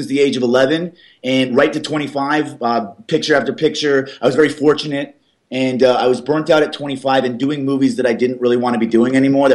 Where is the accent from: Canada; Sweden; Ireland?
Canada; I'm Canadian, Polish-Canadian